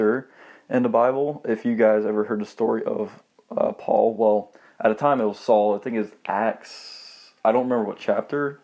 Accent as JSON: {"language": "English", "town": "Monroe", "region": "Georgia", "country": "United States", "said": "Also from the small town called Monroe."}